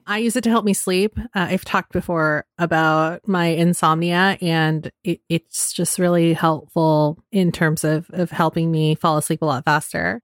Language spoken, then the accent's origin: English; Marin County, California, United States; I'm from Marin County, which is, um, about fifteen minutes north of the Golden Gate Bridge